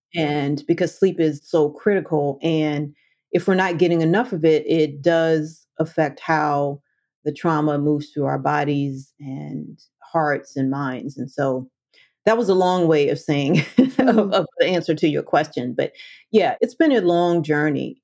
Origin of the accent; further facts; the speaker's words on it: Washington, District of Columbia, United States; I grew up in the Washington, D.C. metro area